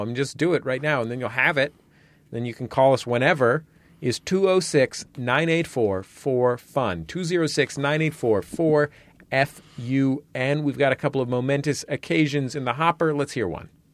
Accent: San Francisco, California, United States; I grew up in the Mission, which was a sort of lower middle class neighborhood

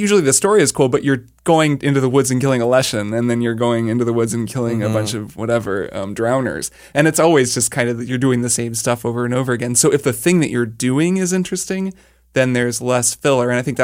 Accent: United Kingdom; I'm British, so I read Edge magazine quite often

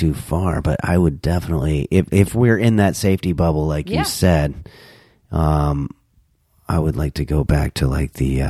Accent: New York, United States; I was born in New York.

